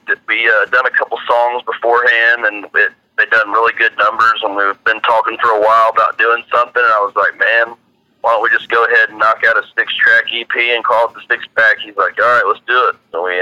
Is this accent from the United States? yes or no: yes; Indiana, United States; So I'm from Indiana.